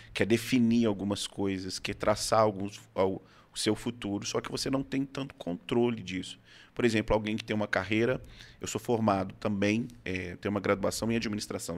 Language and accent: Portuguese; Belo Horizonte, Minas Gerais, Brazil; moved away as an adult; now in Itu, Brazil; Eu sou Belo Horizontino